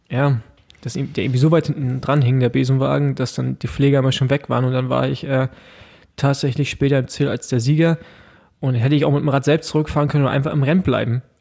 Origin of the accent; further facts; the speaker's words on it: East Germany, Germany; Ich bin Ossi, Mann.